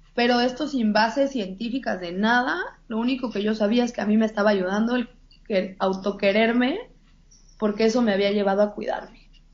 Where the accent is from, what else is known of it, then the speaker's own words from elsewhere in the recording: Mexico; moved away as an adult; now in Los Angeles, United States; al crecer en una, en, una sociedad mexicana